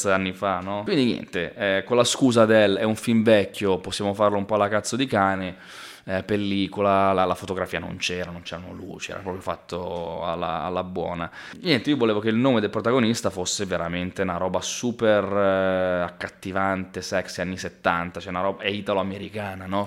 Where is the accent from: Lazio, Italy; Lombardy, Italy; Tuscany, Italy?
Lombardy, Italy; Pioltello; sono nato e cresciuto a Pioltello